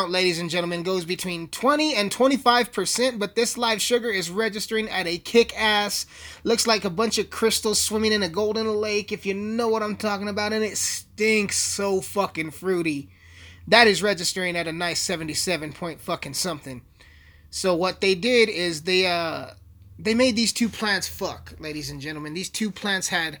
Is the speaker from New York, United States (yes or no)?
no; Alamosa, Colorado, United States; I'm a hip-hop artist from Alamosa, Colorado, with a population of 10,000 people. 10,000 people in my hometown